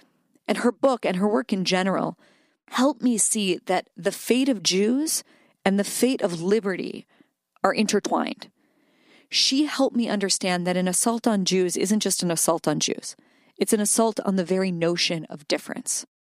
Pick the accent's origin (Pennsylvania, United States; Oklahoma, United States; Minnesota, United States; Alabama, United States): Pennsylvania, United States; Pittsburgh; I grew up in Squirrel Hill, not just because I became a bat mitzvah